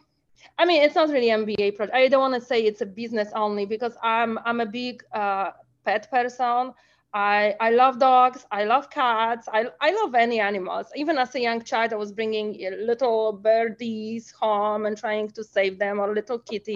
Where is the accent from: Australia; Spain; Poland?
Poland; moved away as an adult; now in United States; I was not born in US. I was born in Poland